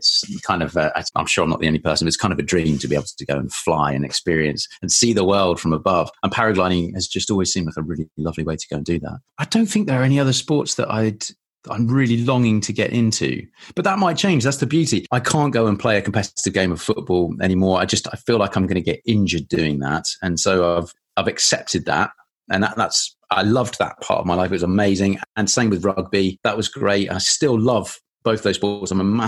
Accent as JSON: {"language": "English", "region": "Île-de-France", "country": "France", "tie": "born or raised there", "also_born_or_lived": "England", "said": "So I grew up just outside Paris for 9 years. We moved there when I was nine."}